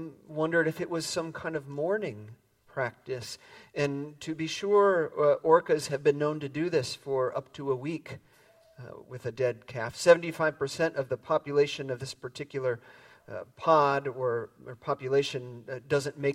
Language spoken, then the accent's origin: English; Midwest, United States; moved away as an adult; now in San Francisco Bay Area, United States; I grew up in the Midwest